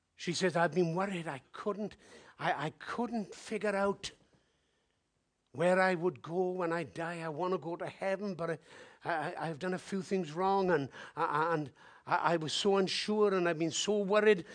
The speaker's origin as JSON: {"language": "English", "region": "Wales", "country": "United Kingdom", "said": "I'm from Wales"}